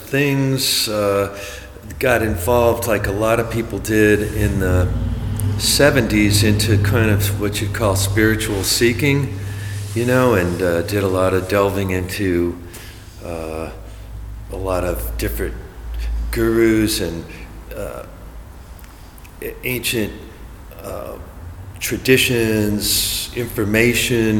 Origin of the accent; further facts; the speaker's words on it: Berkeley, California, United States; also born or lived in Los Angeles; I grew up in Berkeley